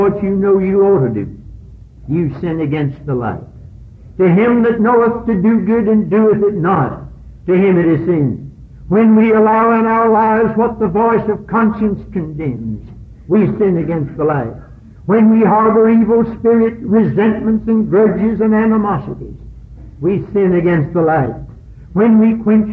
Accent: Catawba County, North Carolina, United States; When I grew up here in Catawba County, out there at old Corinth Church, in the horse and buggy days

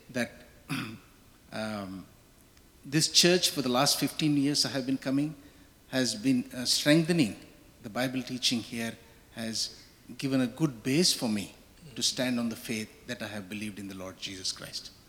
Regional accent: India; moved away

